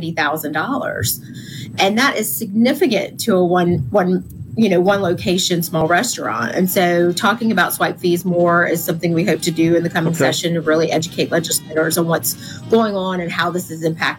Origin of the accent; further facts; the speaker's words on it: Louisiana, United States; Louisiana, my home state